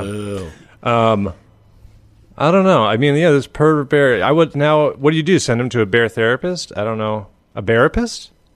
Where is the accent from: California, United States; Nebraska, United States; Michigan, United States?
Michigan, United States; Ann Arbor; moved away; I was from Ann Arbor